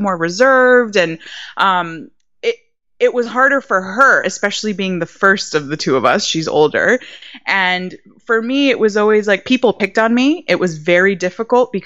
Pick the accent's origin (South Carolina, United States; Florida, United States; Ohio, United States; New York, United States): Florida, United States; Miami; also born or lived in Bogota, Colombia; now in Atlanta, United States; I grew up in Miami, so I grew up very, very entrenched in my Latin culture.